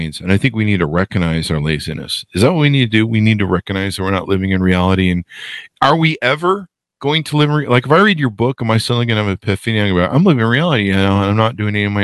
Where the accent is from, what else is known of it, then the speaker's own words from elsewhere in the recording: United States; I see myself as an American